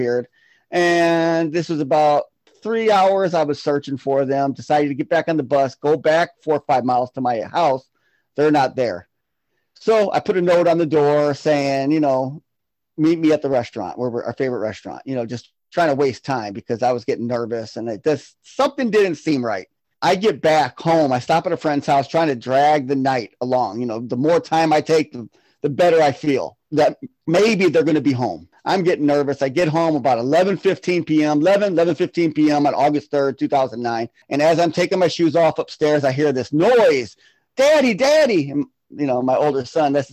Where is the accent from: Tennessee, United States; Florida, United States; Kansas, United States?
Florida, United States; now in Milwaukee, United States; I'm originally from Florida. I moved up to Milwaukee, Wisconsin in 1994